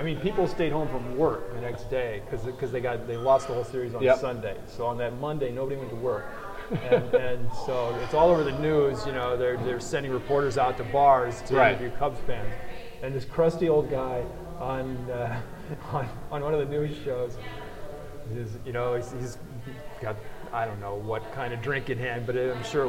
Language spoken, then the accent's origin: English; Peoria, Illinois, United States; also born or lived in Chicago; growing up in Peoria, which was pretty much smack in between Chicago and St. Louis.